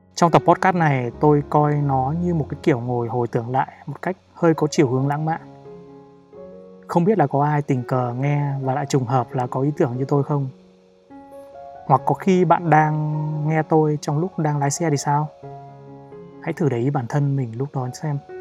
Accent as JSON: {"language": "Vietnamese", "region": "Ninh Binh", "country": "Vietnam", "tie": "born or raised there", "also_born_or_lived": "Hanoi", "moved": "as an adult", "said": "Quê tôi thì ở Ninh Bình"}